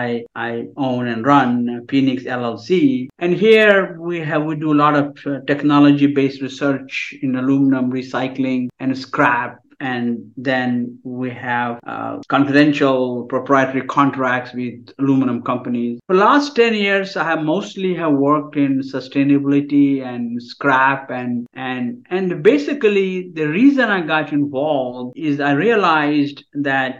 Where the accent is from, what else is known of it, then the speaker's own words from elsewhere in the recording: India; moved away as an adult; now in United States; I'm from India originally. I did my bachelor's and master's in India